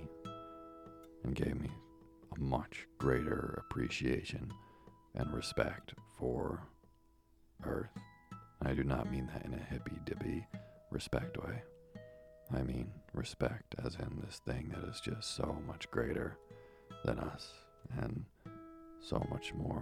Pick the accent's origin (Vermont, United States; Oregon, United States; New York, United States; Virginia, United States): Vermont, United States; as a kid growing up in Vermont